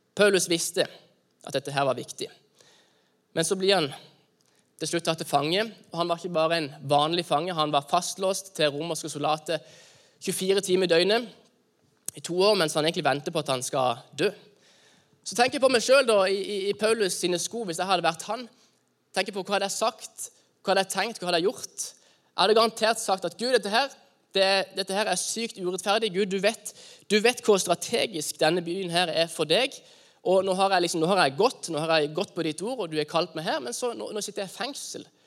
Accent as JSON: {"language": "Norwegian", "country": "Norway"}